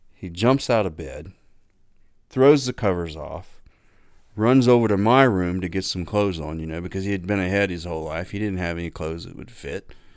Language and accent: English; Lore City, Ohio, United States; growing up in Lower City